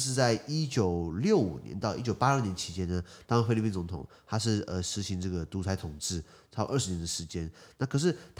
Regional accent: Taipei, Taiwan; born there; 我我我有资格讲，是因为我户籍台北。好，我从小在台北，呃呃，我我没有在台北住，可是我在台北出生，这样讲好了。

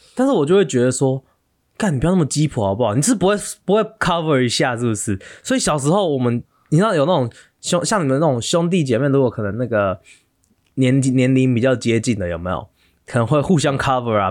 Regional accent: Taiwan; moved away as an adult; 我们台湾人就那几个

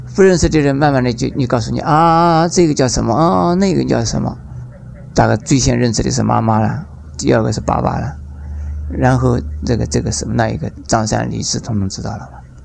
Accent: Taiwan; 我们台湾

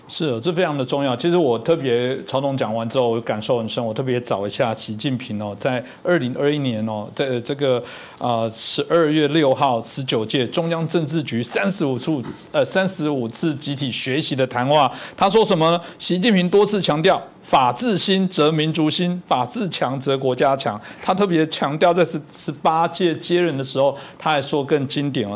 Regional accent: Taiwan; 台湾很习惯，谁都可以骂，总统也可以骂，我们都可以批判政府

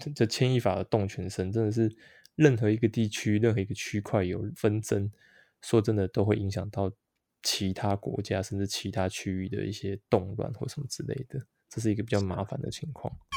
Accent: behind Yangmingshan, Taipei, Taiwan; 因为我小时候就住在这个阳明山后山那边

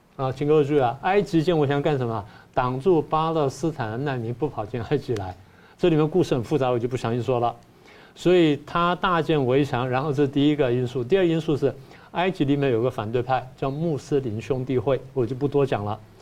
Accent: Taiwan; 我们台湾人

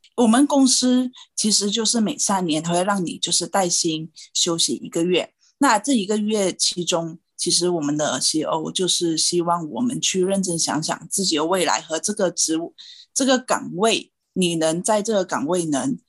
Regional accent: Malaysia; moved away as an adult; also born or lived in Taiwan; now in Ireland; 我是来自马来西亚，然后今年三十三岁

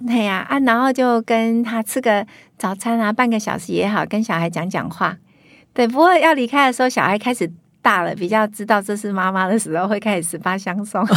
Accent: Huwei, Yunlin County, Taiwan; moved away; 我在乡下长大

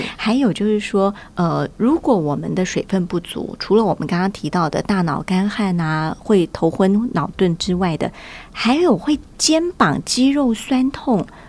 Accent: Taiwan; 我自己小时候在台湾

